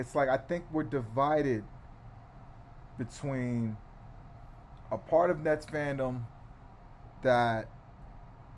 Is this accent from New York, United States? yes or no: yes; New York City, New York, United States; the place that I'm born, live, raised my children, built my businesses